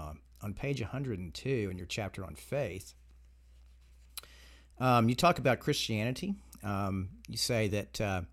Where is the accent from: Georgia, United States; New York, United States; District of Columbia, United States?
Georgia, United States; I grew up in Georgia in the South, and my grandfather used to tell me when I was a kid that that I was a member of Southern aristocracy.